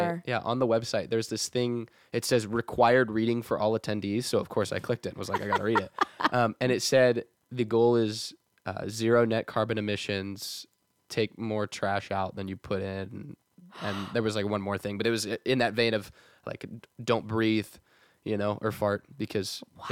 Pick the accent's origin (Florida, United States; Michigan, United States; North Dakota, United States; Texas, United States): Texas, United States; we're from Texas